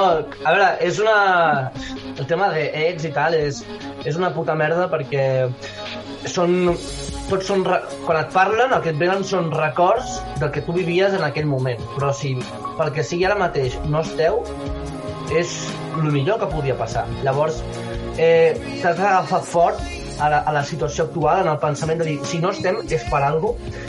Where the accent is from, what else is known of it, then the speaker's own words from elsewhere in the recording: Catalonia, Spain; soc català